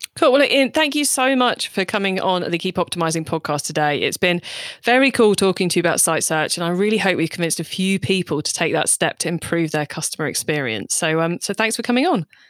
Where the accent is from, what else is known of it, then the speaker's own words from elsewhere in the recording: United Kingdom; we're both British